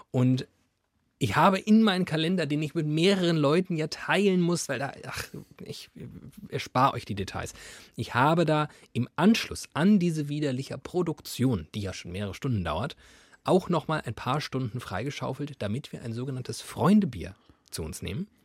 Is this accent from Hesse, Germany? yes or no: yes; Frankfurt, Hesse, Germany; Meine, also das, äh, das als Frankfurter.